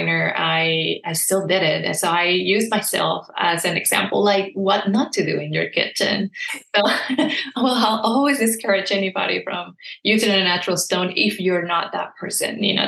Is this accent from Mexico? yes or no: yes; southern Mexico, Mexico; English is a second language; moved away; I'm from Mexico and southern Mexico